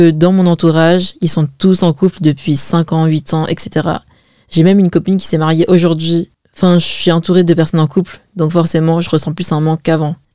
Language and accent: French; China; Par exemple moi je suis chinoise et chez les Chinois on se marie mais archi jeune.